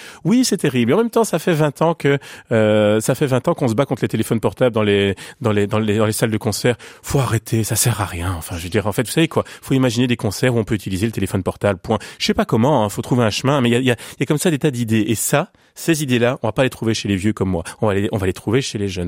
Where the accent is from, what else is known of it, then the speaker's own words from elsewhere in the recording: Belgium; quand on est belge